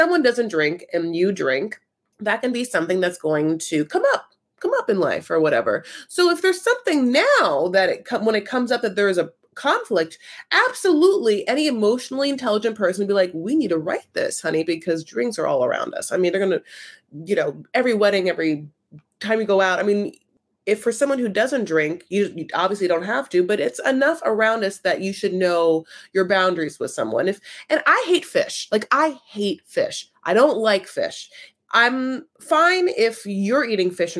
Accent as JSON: {"language": "English", "town": "Newport Beach", "region": "California", "country": "United States", "tie": "born or raised there", "said": "I grew up in Newport Beach"}